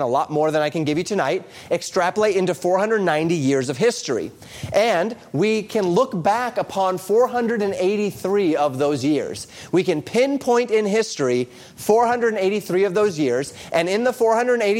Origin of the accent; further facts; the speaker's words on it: Colorado, United States; I grew up in Colorado